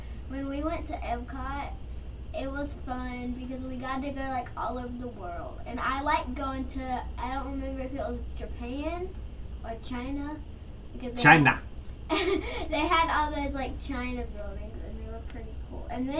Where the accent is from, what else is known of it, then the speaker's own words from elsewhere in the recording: England, United Kingdom; So I'm England.